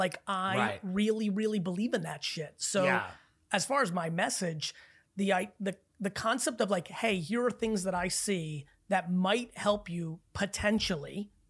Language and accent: English; Belarus; I'm Belarusian. I was born in Belarus.